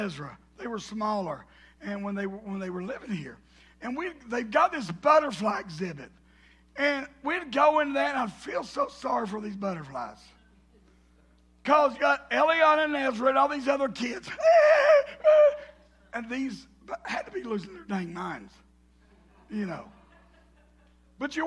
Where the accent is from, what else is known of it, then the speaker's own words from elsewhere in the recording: the South, United States; accent: southern; my southern accent.